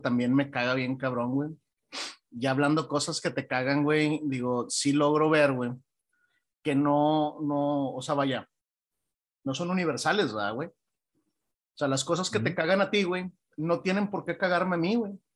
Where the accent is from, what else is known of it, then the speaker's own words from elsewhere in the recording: Mexico; nosotros como, como mexicanos